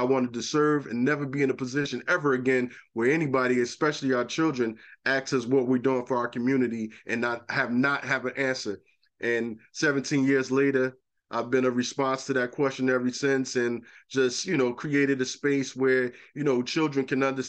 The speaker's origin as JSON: {"language": "English", "town": "Newark", "region": "New Jersey", "country": "United States", "tie": "born or raised there", "said": "I grew up in Newark, raised in Newark, and survived a lot of the traumas of Newark."}